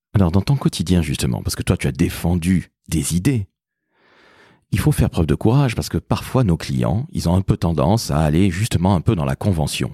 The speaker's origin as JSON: {"language": "French", "town": "Toulouse", "region": "Occitania", "country": "France", "also_born_or_lived": "Antilles", "said": "je suis toulousain et antillais"}